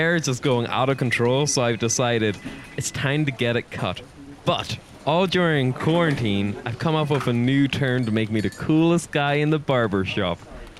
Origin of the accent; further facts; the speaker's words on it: Ulster, Ireland; But the annoying thing about my accent is that my friends in Donegal, they claim I don't have a Donegal accent just because I didn't move there till I was 5.